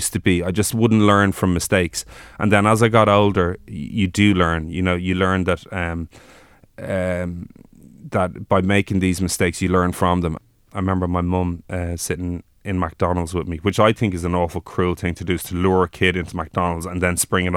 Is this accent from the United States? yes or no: no; Dublin, Leinster, Ireland; also born or lived in Offaly; I grew up in Rathfarnham